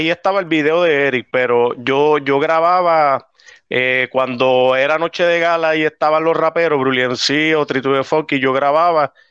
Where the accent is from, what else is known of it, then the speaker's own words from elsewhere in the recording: Arecibo, Puerto Rico; now in South Carolina, United States; Nací y criado en Arecibo y pues ahora viviendo en South Carolina.